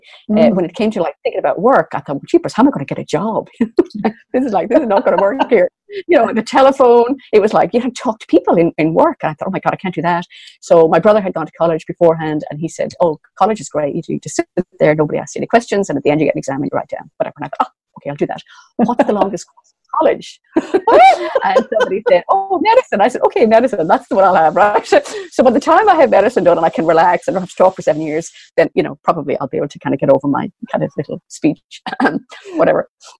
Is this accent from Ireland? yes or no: yes; Sligo, Connacht, Ireland; I explained that I was from Sligo, the northwest of Ireland, he said he was familiar with it